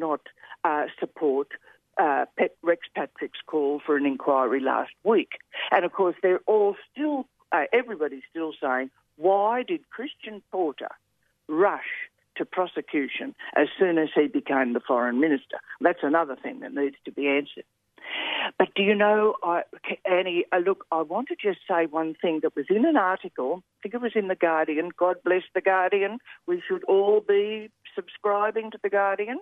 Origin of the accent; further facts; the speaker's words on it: Australia; I love being an Australian